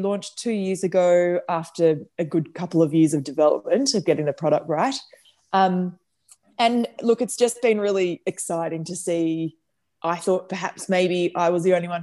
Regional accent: Bendigo, Victoria, Australia; also born or lived in Melbourne; we grew up in Melbourne until I was 10, and then we moved to Bendigo because my mum and dad bought a motel and restaurant up there

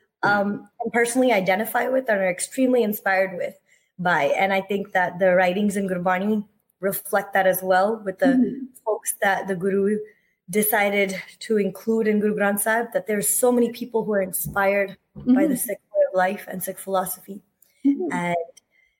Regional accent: United States; a millennial brown kid growing up in the States

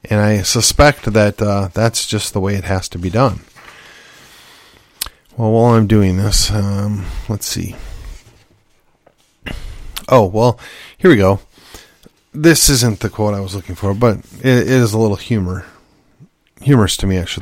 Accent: United States; as an American, as a Yankee gringo

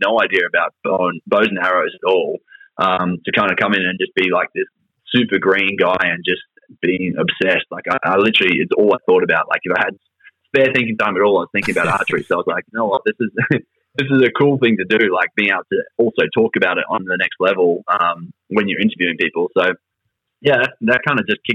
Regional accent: Toowoomba, Queensland, Australia; moved away as an adult; also born or lived in Rockhampton, Queensland / Springsure, Queensland; now in Brisbane, Australia; then we moved down to Toowoomba, and I did most of my schooling years in Toowoomba.

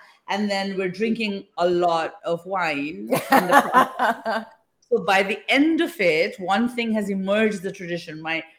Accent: England, United Kingdom; now in India; So even though I live in India right now, I'm not from India. I'm from the UK. I was born and brought up in England.

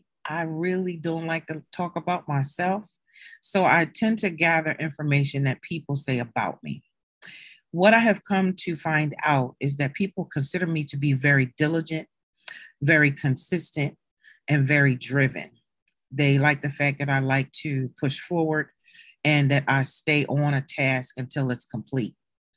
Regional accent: Maryland, United States; now in Delaware, United States; because I am not a Delaware native. I came here from Maryland My family, most of them are in Maryland. So who can I either live with or do I go back home?

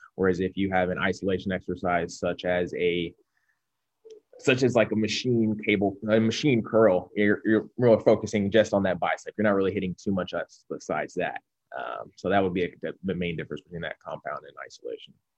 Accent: Cincinnati, Ohio, United States; I'm from Cincinnati, born and raised

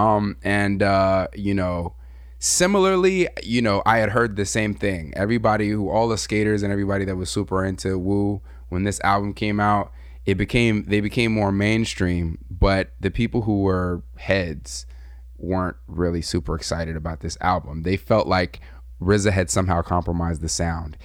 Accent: Southern California, United States; I'm from Southern Cali, and Southern Cali we have gangs, and we also had a lot of racial division where I came from.

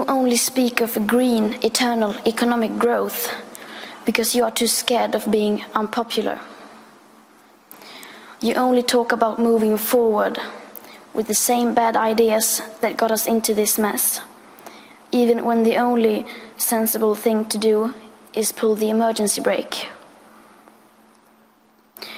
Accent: Sweden; I am 15 years old and I'm from Sweden

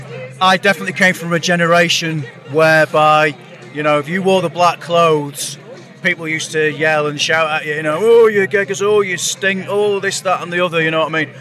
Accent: Lancashire, North West England, United Kingdom; all of us are from Lancashire

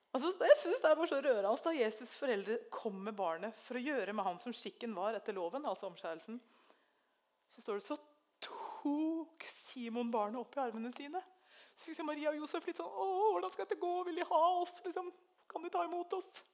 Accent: Treungen, Telemark, Norway; moved away; jeg har vokst opp i Treungen, så jeg kan òg nynorsk

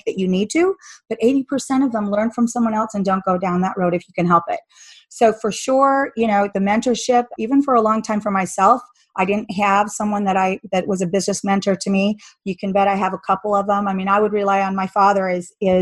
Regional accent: Salt Lake City, Utah, United States; I'm from Salt Lake City

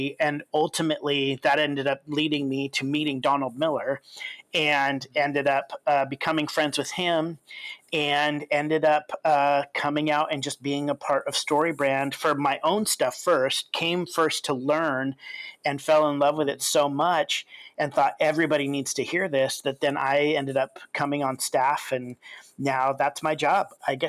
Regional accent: Kenya; And so, you know, I grew up in Kenya. Even when I was little, my parents were missionaries in Kenya.

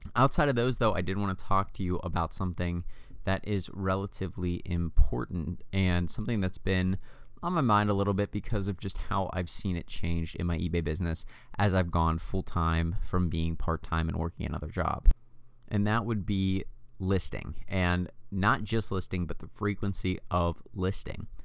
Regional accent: United States; born and raised in the United, United States of America

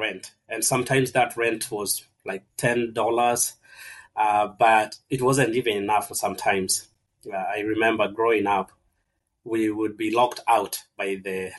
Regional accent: Kenya; moved away; I was born and raised in Kenya

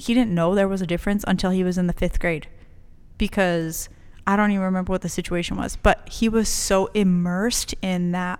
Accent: El Paso, Texas, United States; This was my nickname because I grew up in Chuco Town. Like, it's Chuco Town.

